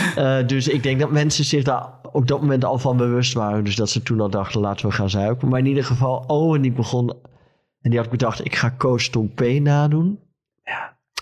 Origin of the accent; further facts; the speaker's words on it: Friesland, Netherlands; ik kom uit Friesland